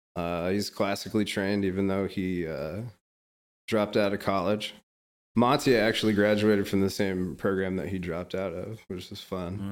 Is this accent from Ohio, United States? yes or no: no; Topeka, Kansas, United States; moved away as an adult; now in Kansas City, United States; I graduated from Washburn University in Topeka, Kansas, which is my hometown